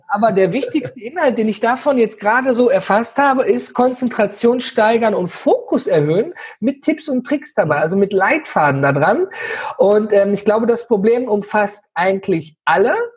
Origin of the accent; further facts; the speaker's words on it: Ruhr area, North Rhine-Westphalia, Germany; ich komme ja hier aus dem Ruhrgebiet